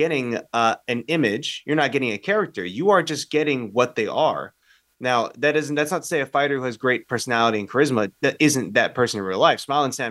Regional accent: United States; I'm as American as it

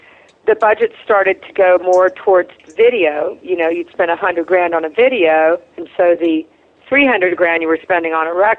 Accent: South Carolina, United States; I come from South Carolina, which is an incredibly gracious place

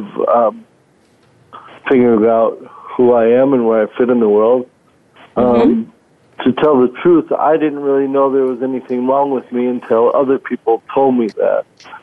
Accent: Cameroon; born there; moved away; also born or lived in Minnesota; I was born in Cameroon, West Africa. My dad was a professor teaching English over there, and I happened along somewhere in there. And then from there, we moved to Minnesota

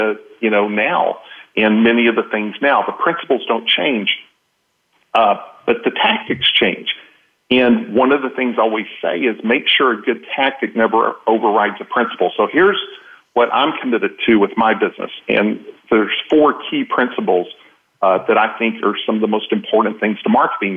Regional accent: Texas, United States; I'm from Texas

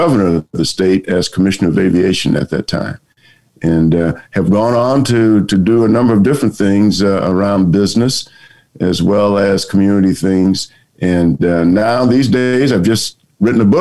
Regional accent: Orangeburg, South Carolina, United States; moved away as an adult; I grew up in South Carolina back in the days of segregation

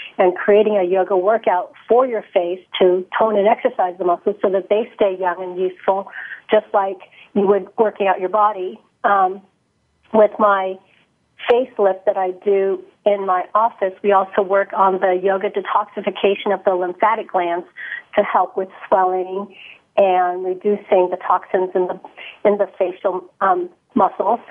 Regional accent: San Francisco Bay Area, California, United States; I grew up in the Bay Area, in the San Francisco Bay Area.

